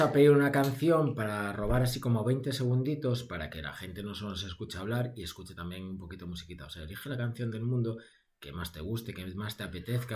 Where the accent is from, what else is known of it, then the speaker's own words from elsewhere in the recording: Ourense, Galicia, Spain; yo que soy de Ourense